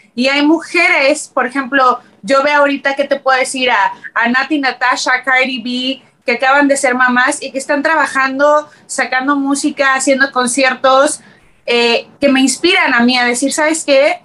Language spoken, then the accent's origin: Spanish; Mexico City, Mexico; moved away as an adult; now in Los Angeles, United States; Yo nací, y crecí en la Ciudad de México